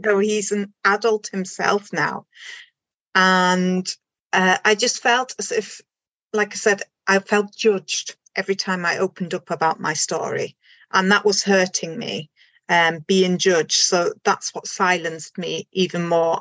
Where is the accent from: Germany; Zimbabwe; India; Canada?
Germany; moved away as an adult; also born or lived in Isle of Anglesey, Wales; now in Anglesey, United Kingdom; I am originally from Germany and then I moved to the UK. This is going back now 23 years.